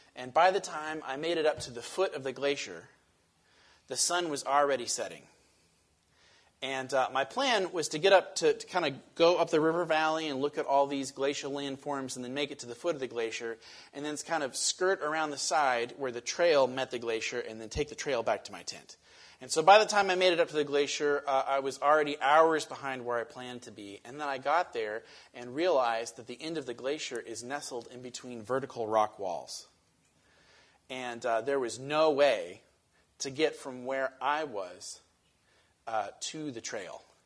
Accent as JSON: {"language": "English", "region": "Western Washington", "country": "United States", "tie": "born or raised there", "said": "I grew up in Western Washington"}